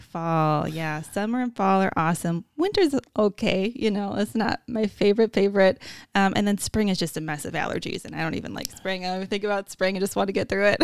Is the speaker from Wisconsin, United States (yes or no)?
yes; Wisconsin, United States; growing up in Wisconsin